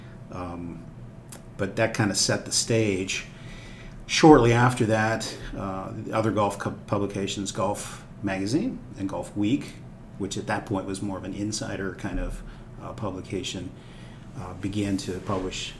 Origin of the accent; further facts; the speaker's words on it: Erie, Pennsylvania, United States; moved away; I grew up actually north of Pittsburgh, okay, in a town called Erie, Pennsylvania.